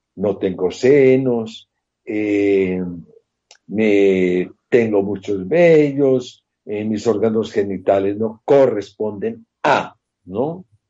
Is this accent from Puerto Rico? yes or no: no; Colombia; mi tierra colombiana